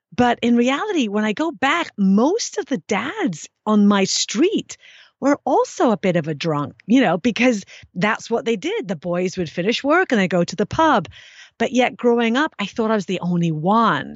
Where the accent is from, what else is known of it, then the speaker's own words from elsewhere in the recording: England, United Kingdom; growing up in England